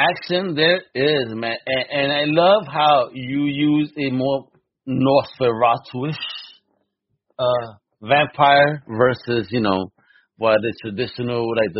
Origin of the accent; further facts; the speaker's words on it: United States; As an American